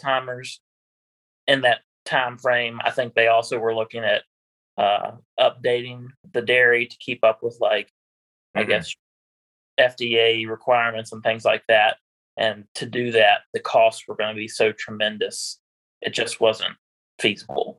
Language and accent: English; Middlebrook, Virginia, United States; I am from Middlebrook, Virginia, which is in Augusta County. I grew up on a beef cattle farm.